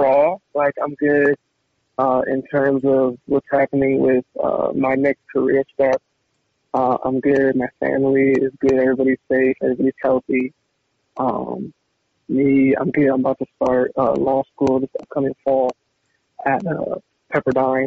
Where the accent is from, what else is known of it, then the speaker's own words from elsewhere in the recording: California, United States; growing up in California my whole life